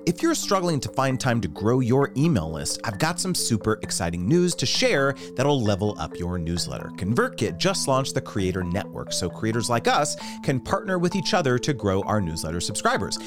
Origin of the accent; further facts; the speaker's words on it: United States; I'm super American